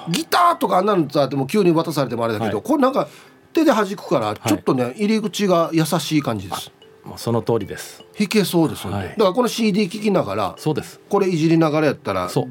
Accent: Osaka, Japan; moved away as an adult; now in Okinawa, Japan; 僕大阪の出身なんで

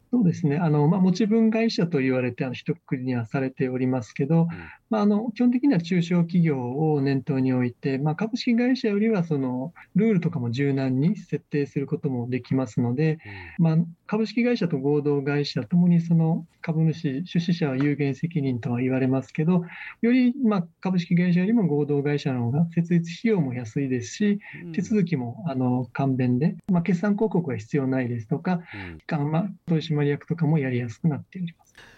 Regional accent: Okinawa, Japan; moved away as an adult; also born or lived in United States / Tokyo; 沖縄生まれ、沖縄育ち

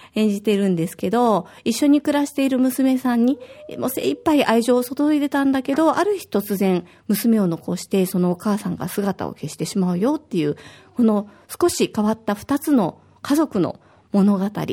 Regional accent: Osaka, Japan; now in Okinawa, Japan; 私は大阪出身

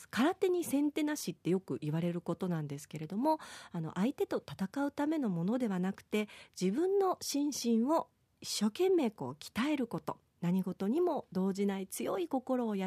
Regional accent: Yaese, Okinawa, Japan; 私の出身の八重瀬町はあのもともとまあ、地域の空手も大変盛んなんですけれども

